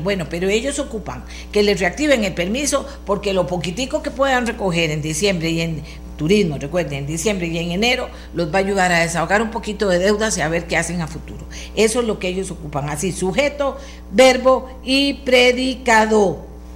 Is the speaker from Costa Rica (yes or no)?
yes; Costa Rica; yo como buena costarricense